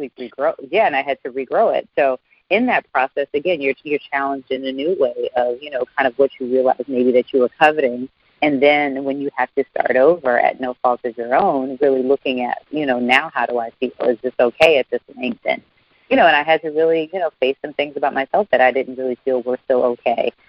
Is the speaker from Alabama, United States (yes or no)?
yes; Alabama, United States; my home state of Alabama